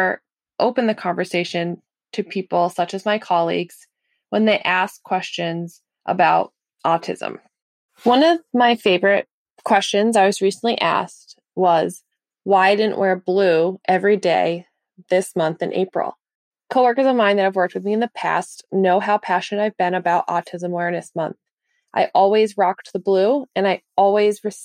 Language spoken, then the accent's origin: English; Massachusetts, United States; I am from Massachusetts in USA.